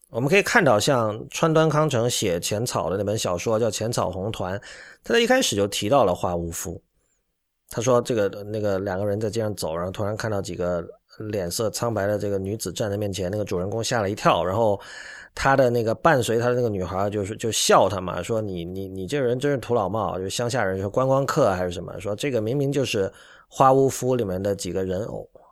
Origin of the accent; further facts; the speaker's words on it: Guangdong, China; moved away; 我一个来自广东的人